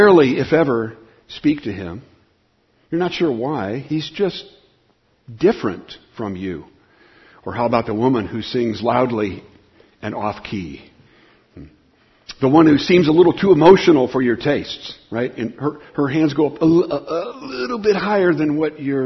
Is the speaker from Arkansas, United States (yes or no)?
no; Southern California, United States; I grew up in Southern California